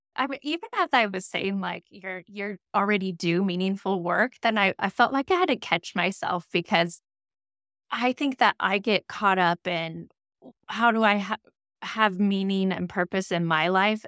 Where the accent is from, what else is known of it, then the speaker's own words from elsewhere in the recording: Moscow, Idaho, United States; growing up in Moscow, Idaho